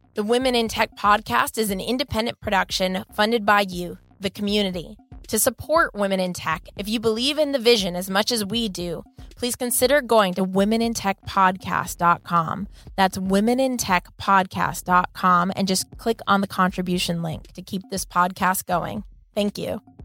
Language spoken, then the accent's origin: English; Los Angeles, California, United States; here in my hometown of Los Angeles